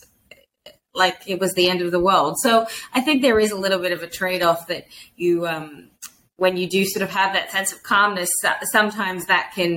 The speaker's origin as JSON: {"language": "English", "country": "Australia", "moved": "yes", "said": "as an Australian"}